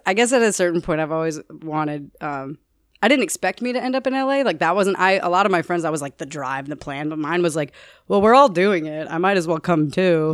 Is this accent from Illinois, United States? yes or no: yes; Naperville, Illinois, United States; when I was seven years old, I was living in Naperville, Illinois